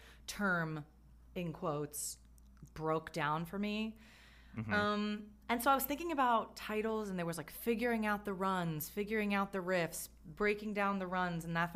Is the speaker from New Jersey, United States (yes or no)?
yes; New Jersey, United States; I grew up in New Jersey